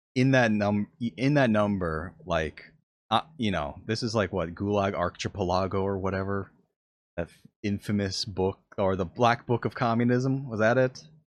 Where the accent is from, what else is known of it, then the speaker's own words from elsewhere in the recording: United States; as an American